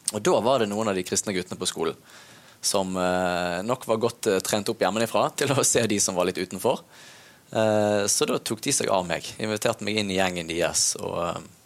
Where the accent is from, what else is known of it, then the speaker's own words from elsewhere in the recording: Bergen, Vestland, Norway; Jeg vokste opp i Loddefjord